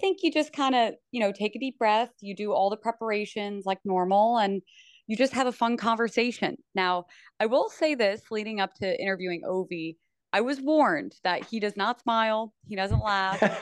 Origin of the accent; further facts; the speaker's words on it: Princeton, New Jersey, United States; I am born and raised in Princeton, New Jersey